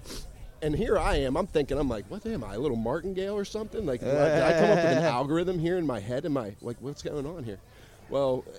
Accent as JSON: {"language": "English", "town": "Smithfield", "region": "Ohio", "country": "United States", "tie": "born or raised there", "moved": "as an adult", "lives_now": "Florida, United States", "said": "I'm from Ohio, a small town called Smithfield, and I grew up on a farm."}